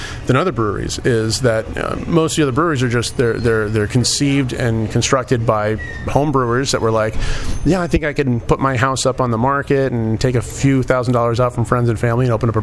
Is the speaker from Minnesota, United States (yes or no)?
no; Davenport, Iowa, United States; I grew up in the West End